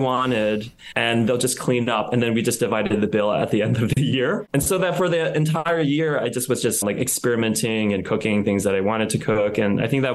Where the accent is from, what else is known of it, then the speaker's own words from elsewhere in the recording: United States; also born or lived in Thailand; I grew up in the States